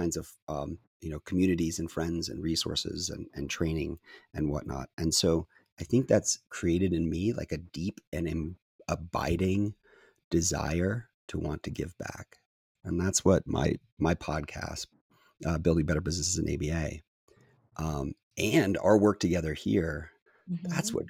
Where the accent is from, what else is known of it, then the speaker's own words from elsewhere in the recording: Japan; born there; I was born in Japan. My parents were in the Foreign Service